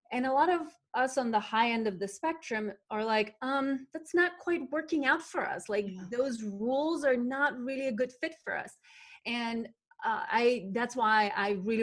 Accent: North Macedonia; where I was growing up in Macedonia, small southeastern country in that used to be part of former Yugoslavia

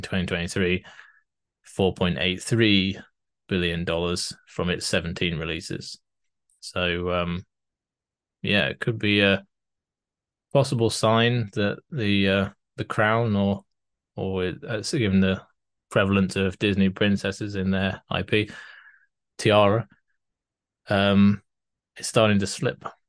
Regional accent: United Kingdom; I'm British

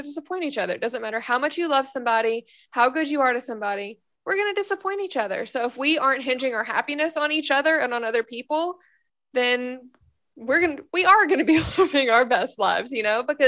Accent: Memphis, Tennessee, United States; moved away as an adult; I've lived there my entire life. But I so appreciate being from that city now

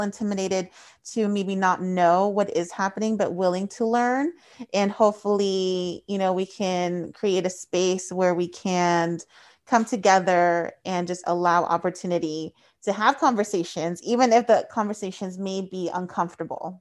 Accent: Paso Robles, California, United States; My hometown is Paso Robles.

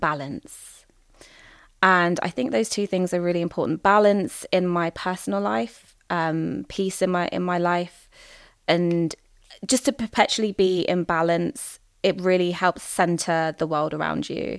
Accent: England, United Kingdom; I might be seen as, like, an English woman, British woman.

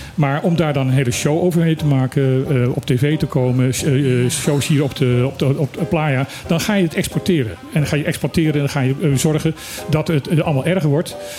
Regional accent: Suriname; now in Bonaire; ik heb mijn jeugd in Suriname gewoond

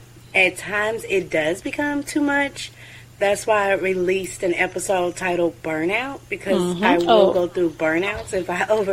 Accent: United States; Yes, born and raised in America.

